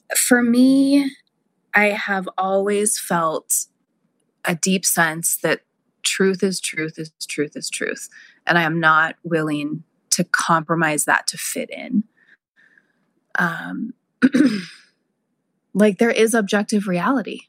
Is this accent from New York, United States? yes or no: no; South Lake Tahoe, California, United States; my hometown of South Lake Tahoe